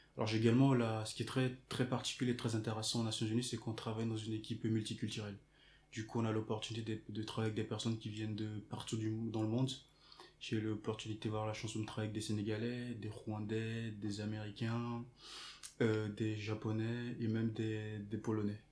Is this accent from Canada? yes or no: no; Togo; je viens du Togo